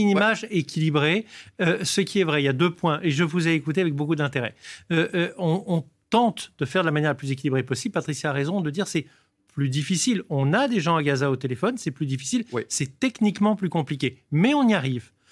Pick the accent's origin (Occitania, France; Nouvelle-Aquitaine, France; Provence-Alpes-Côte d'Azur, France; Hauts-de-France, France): Provence-Alpes-Côte d'Azur, France; Nice; j'étais à Nice, je suis niçois